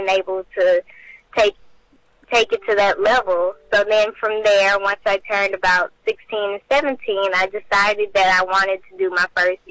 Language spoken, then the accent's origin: English; Port Arthur, Texas, United States; I'm 18 years old, and I'm from Port Arthur, Texas.